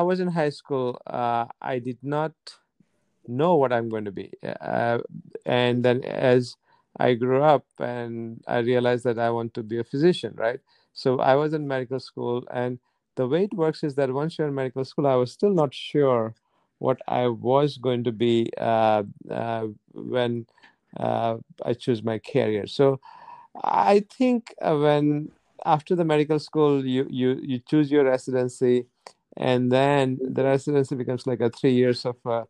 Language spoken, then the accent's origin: English; India; moved away; When I was growing up, I grew up in India